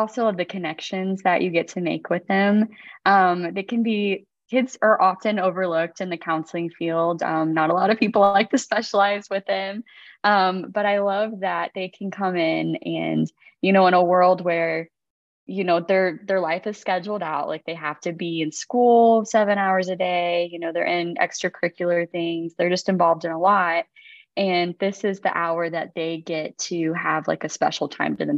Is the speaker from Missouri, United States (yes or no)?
yes; Kansas City, Missouri, United States; I go to, it's now Brother Justin Gleason's church, but it was Brother Stan Gleason's church. I was born and raised there my whole life